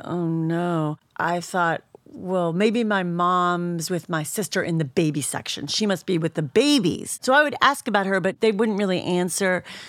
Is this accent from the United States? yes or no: yes; Shaker Heights, Ohio, United States; moved away; Cleveland, Ohio. I'm from Shaker Heights.